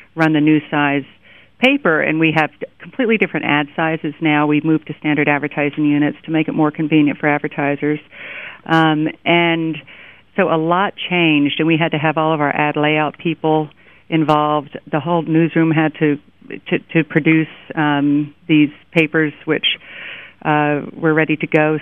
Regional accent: Miami, Florida, United States; now in New York, United States; I grew up in Miami, and I remember they would close the my high school down

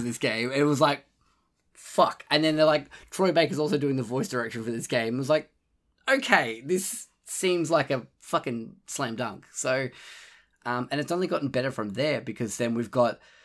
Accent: Australia; being Australian

